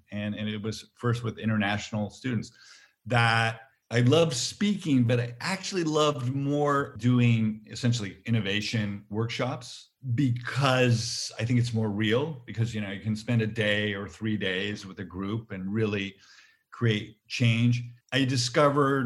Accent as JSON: {"language": "English", "area": "near San Francisco", "region": "California", "country": "United States", "tie": "born or raised there", "said": "I grew up near San Francisco."}